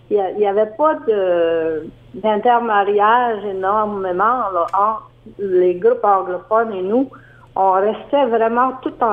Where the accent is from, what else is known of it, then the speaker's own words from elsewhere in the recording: Acadia, Canada; Mais je m'en rappelle, par exemple, que j'étais très affirmée en tant qu'acadienne à cause des professeurs que j'ai eus, des maîtres que j'ai eus